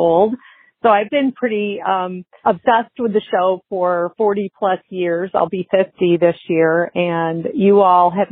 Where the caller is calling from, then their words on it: Martinez, California, United States; I am calling from Martinez, California, in the Bay Area